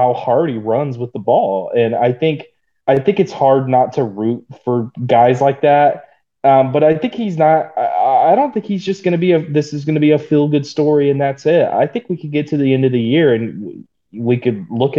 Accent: Stilwell, Oklahoma, United States; moved away; growing up in Stillwell, America, Stillwell, Oklahoma

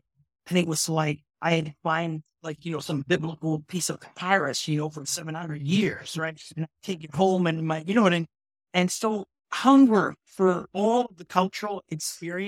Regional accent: Toronto, Ontario, Canada; I came from Jane and Finch, which was a social experiment on Canadian multicultural politics

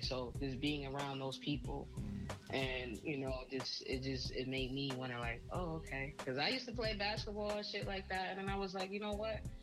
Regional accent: Trenton, New Jersey, United States; also born or lived in California; I'm from Trenton, New Jersey.

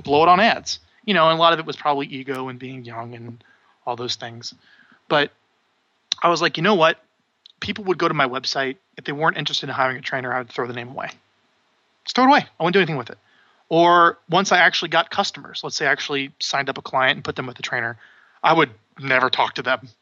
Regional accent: Omaha, Nebraska, United States; I'm from Omaha, Nebraska.

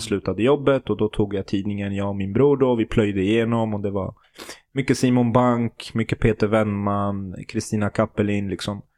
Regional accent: Sweden; jag är född och uppvuxen i Sverige

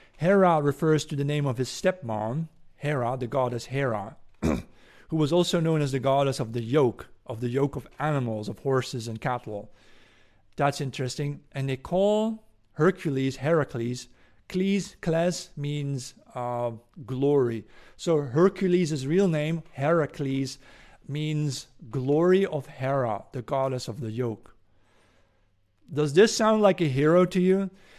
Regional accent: Netherlands; English is a second language; I'm from the Netherlands.

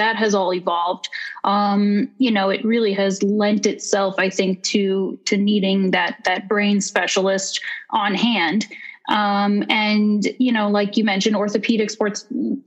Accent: Connecticut, United States; I'm from Connecticut originally.

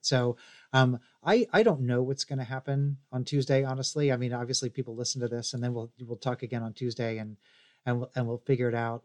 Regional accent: Missouri, United States; now in Tennessee, United States; I'm from Missouri. I live in Tennessee.

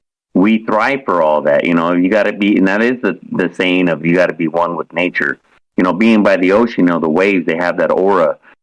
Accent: United States; moved away; I'm from the mountains, you know, I'm from Utah, Colorado area.

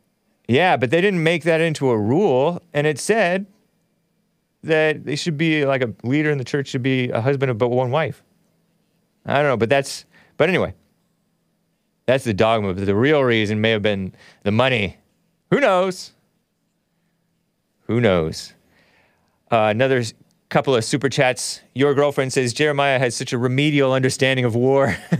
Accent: United States; And I am an American, and I was raised in America, a Christian nation.

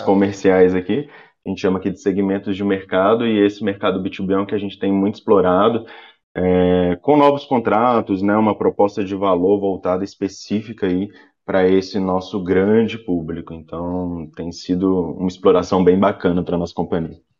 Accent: Minas Gerais, Brazil; sou mineirinho

